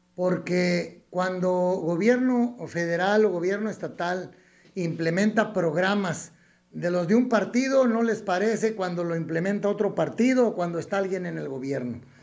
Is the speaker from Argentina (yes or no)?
no; Mexico; dividirnos como mexicanos